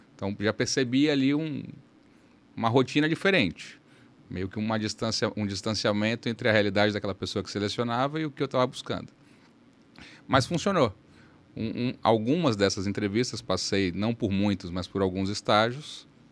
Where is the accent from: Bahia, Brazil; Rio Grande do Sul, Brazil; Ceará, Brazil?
Bahia, Brazil; Salvador; moved away as an adult; also born or lived in São Paulo; now in Manaus, Brazil; Em Salvador eu cresci, estudei e optei pela faculdade de Direito